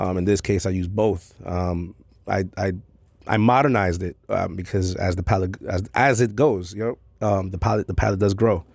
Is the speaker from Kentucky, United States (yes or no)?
no; New York City, New York, United States; born and raised in Queens, Corona uh, specifically